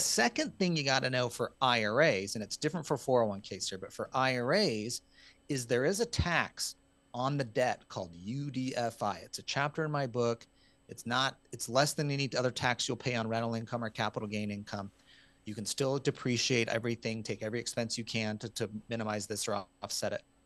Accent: Utah, United States; I'm from Utah

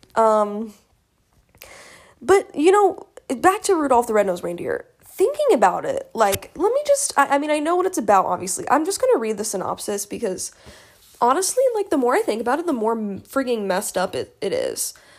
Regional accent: United States; I'm an American

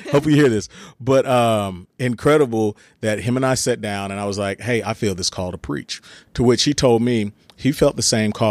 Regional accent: Texas, United States; also born or lived in Germany; I spent my first through fourth grade in Germany and came back in fifth grade to Texas.

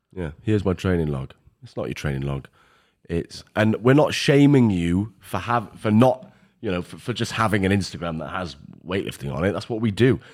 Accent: Welsh, Wales, United Kingdom; We're Welsh, we're about twenty years back.

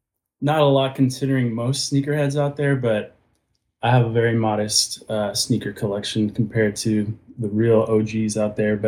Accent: Austin, Texas, United States; I'm from Austin, Texas, so Spurs were big in my life.

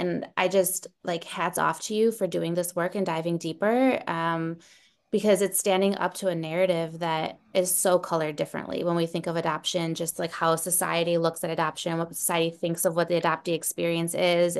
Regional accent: Santiago, Santiago Metropolitan Region, Chile; born there; I'm from Chile. I was born in Santiago, Chile.

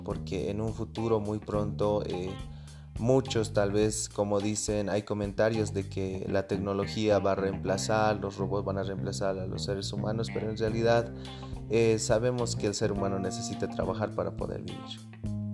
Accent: Bolivia; Nosotros tenemos muchas cosas que dar como bolivianos

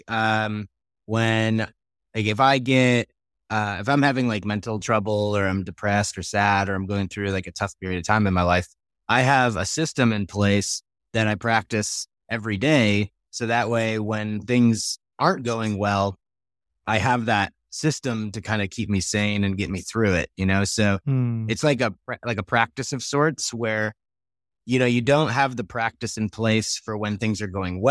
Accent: New York, United States; born or raised there; now in Colorado, United States

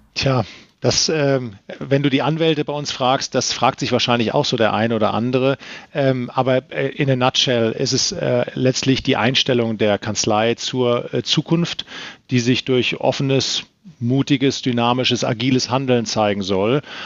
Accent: Rhineland-Palatinate, Germany; moved away; Ich bin äh, in der Pfalz groß geworden

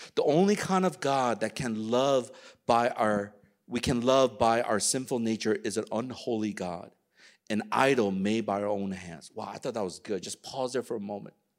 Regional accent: United States; I'm Korean American

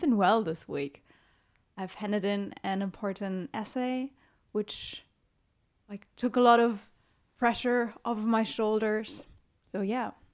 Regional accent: Germany; I'm from Germany

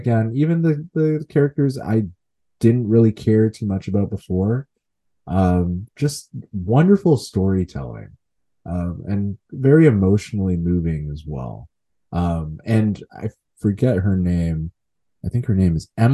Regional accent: Nigeria; now in Canada; as a Nigerian man

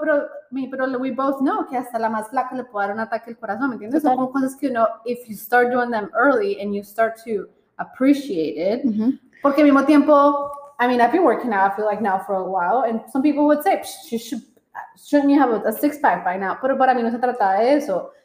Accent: Colombia; nosotros somos colombianas

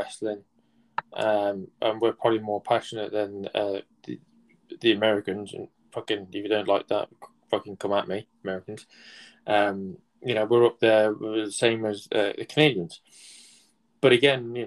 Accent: United Kingdom; I'm British myself

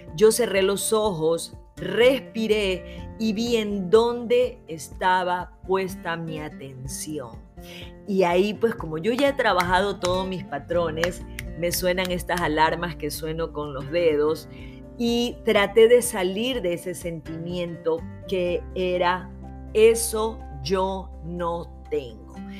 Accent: Ecuador; mi país

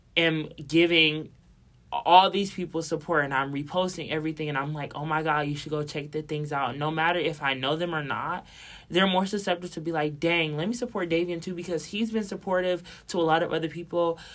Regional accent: Milwaukee, Wisconsin, United States; I feel you from Milwaukee

